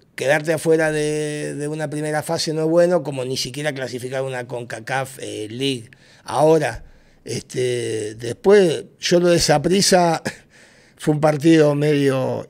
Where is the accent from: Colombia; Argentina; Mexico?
Argentina; moved away as an adult; also born or lived in Honduras; now in Tegucigalpa, Honduras; yo era independiente en Argentina